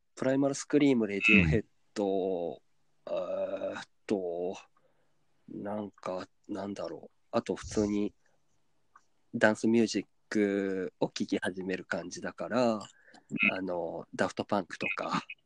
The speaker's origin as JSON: {"language": "Japanese", "region": "Kyoto", "country": "Japan", "tie": "born or raised there", "said": "地元京都を"}